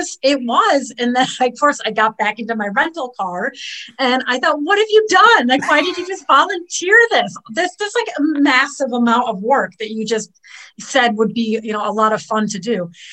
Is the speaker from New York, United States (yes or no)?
yes; Rochester, New York, United States; moved away as an adult; also born or lived in London, United Kingdom; I'm originally from Rochester, and I graduated from U of R. And following my graduation, I went to the UK, to London, where I studied acting.